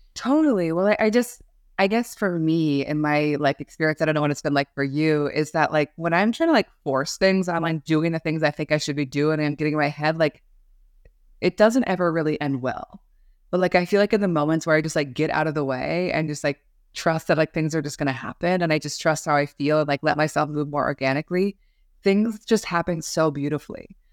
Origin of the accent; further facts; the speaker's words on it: Seattle, Washington, United States; moved away; also born or lived in New York City; I grew up in Seattle, Washington